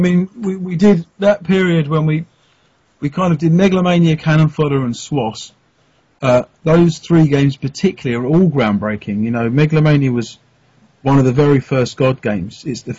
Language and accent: English; United Kingdom; obviously, we're British, so we only know the teams we know